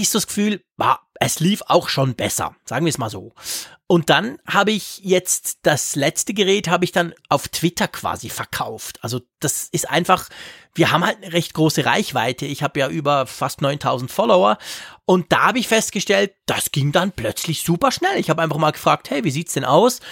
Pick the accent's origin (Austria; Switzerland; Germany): Switzerland